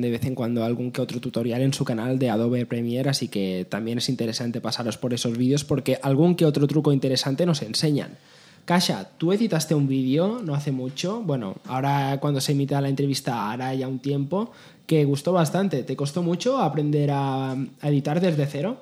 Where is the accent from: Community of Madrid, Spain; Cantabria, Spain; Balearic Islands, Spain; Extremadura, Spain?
Balearic Islands, Spain; Majorca; Soy mallorquín